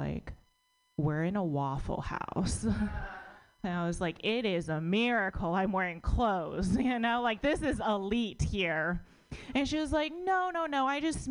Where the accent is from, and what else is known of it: United States; born or raised there